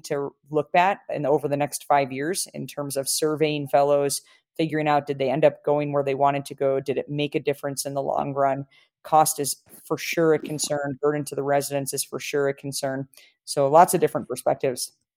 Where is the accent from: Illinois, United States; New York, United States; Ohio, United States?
Illinois, United States; Chicago; now in Colorado, United States; my hometown, Chicago